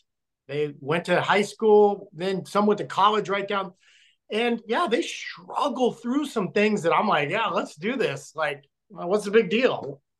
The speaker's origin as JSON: {"language": "English", "town": "Logan", "region": "Utah", "country": "United States", "tie": "born there", "said": "I was born in Logan, Utah, when my dad was stationed there after Vietnam as a recruiter."}